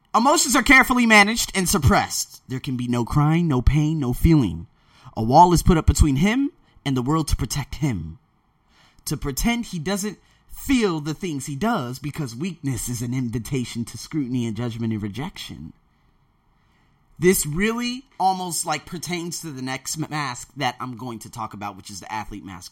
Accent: United States; now in Thailand; I was born in America

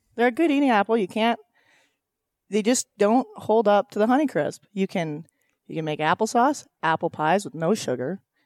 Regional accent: Loomis, Washington, United States; I grew up on a ranch up in Washington, ten minutes south of the Canadian border

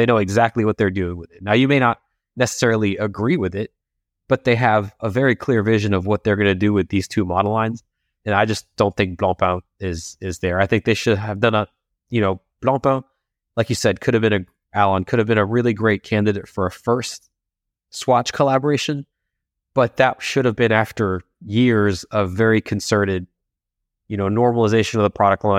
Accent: England, United Kingdom; If anyone ever hears me poking fun at England, I am actually English.

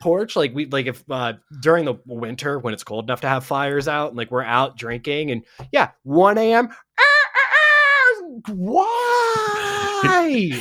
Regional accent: Ohio, United States; moved away; I'm originally from Ohio

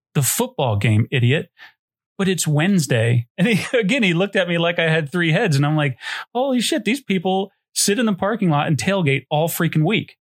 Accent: Dayton, Ohio, United States; I grew up in Dayton, which is close to Cincinnati

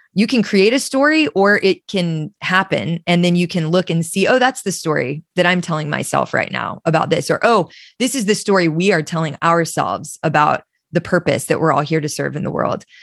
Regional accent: Austin, Texas, United States; I come from Austin, Texas, which is where I'm sitting right now.

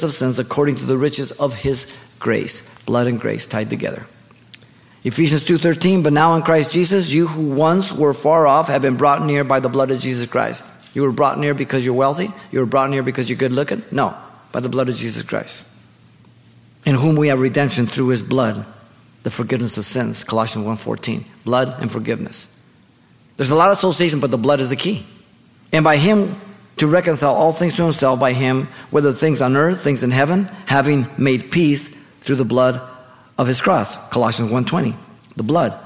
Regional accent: Mexico; now in United States; I was raised in Mexico and I lived there and then I came to the United States

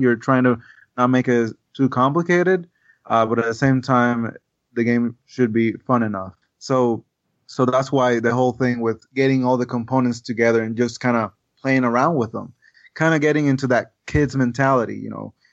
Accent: Puerto Rico; English is a second language; growing in Puerto Rico, I, I, you know, Spanish is the main language there. And I learned English by the time I was nine

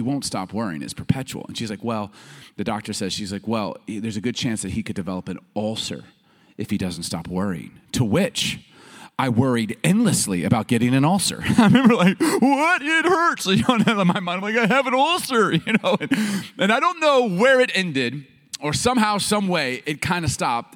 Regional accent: United States; also born or lived in Chicago, Illinois / Baltimore, Maryland; We grew up in Chicago and Baltimore

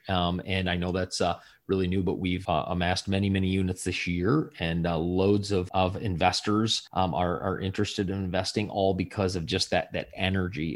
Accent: Southwest Michigan, United States; I grew up in Michigan, a little ta, uh, small town of three thousand people in Southwest Michigan

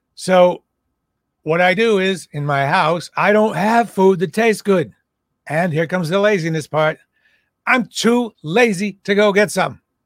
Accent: Boston, Massachusetts, United States; I'm from Boston.

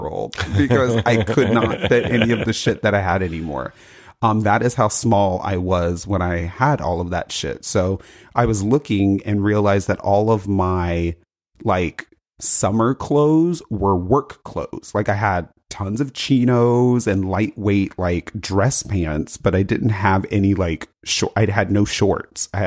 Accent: Las Vegas, Nevada, United States; I was born in Vegas

